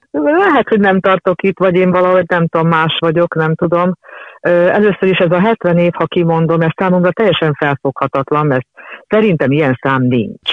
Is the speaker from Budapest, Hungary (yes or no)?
yes; Budapest, Hungary; az a lakás volt az én szüleimnek az első lakása